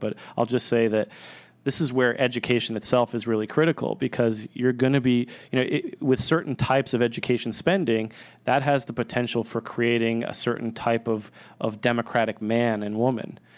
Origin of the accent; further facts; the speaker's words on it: Northeast, United States; moved away; also born or lived in Austin; I grew up in the Northeast